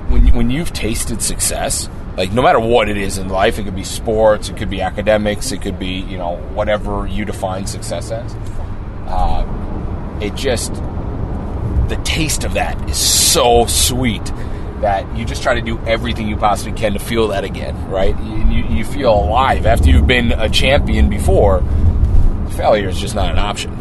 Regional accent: Twin Cities, Minnesota, United States; growing up in the Twin Cities

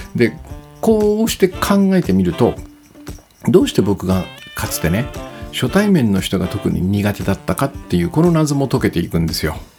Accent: Kitakyushu, Fukuoka, Japan; also born or lived in Minami-Osawa, Hachioji, Tokyo; now in Hachioji, Japan; 北九州の生まれなんで

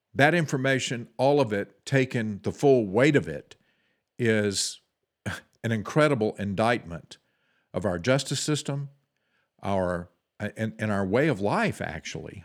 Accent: United States; us as the American people

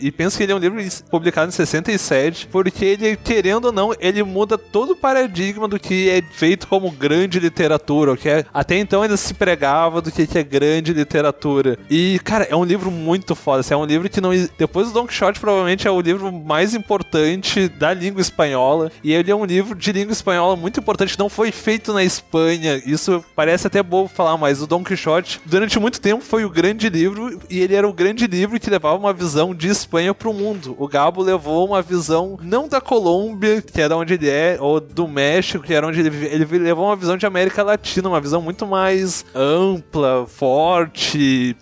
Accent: Brazil; nós somos latinos, por mais que tenha gente que aqui no Brasil que diga não, não, nós somos brancos

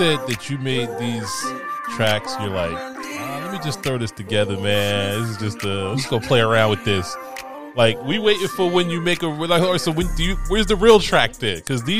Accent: East Coast, United States; growing up on the East Coast

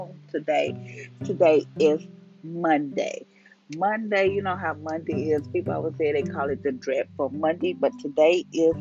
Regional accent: Louisiana, United States; I was born in Louisiana. I am staying in Louisiana

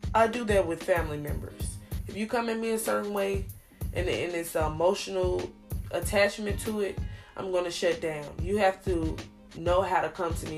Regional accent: Arkansas, United States; I am from Arkansas

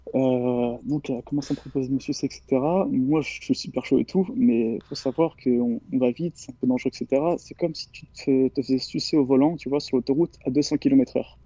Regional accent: near Bordeaux, Nouvelle-Aquitaine, France; j'ai 17 ans, je viens des alentours de Bordeaux

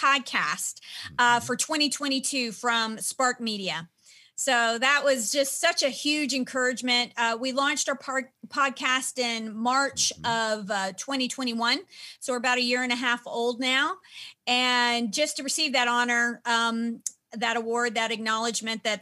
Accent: Nashville, Tennessee, United States; I'm from Nashville

